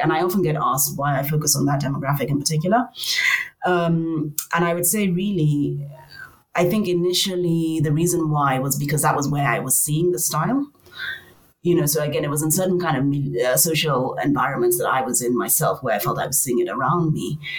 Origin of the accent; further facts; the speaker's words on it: Nigeria; moved away as an adult; also born or lived in Cape Town, South Africa / Lagos, Nigeria; I come from Nigeria.